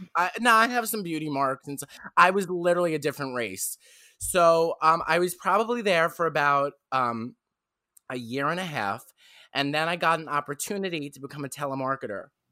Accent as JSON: {"language": "English", "town": "New York City", "region": "New York", "country": "United States", "said": "I'm from Staten Island, New York"}